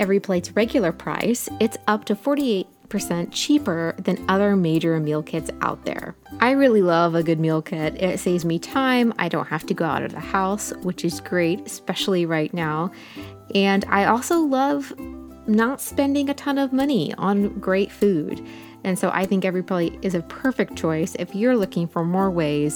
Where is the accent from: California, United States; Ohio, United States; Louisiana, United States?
Ohio, United States; Ohio River Valley, Southern; moved away as an adult; now in South Carolina, United States; I'm from the Ohio River Valley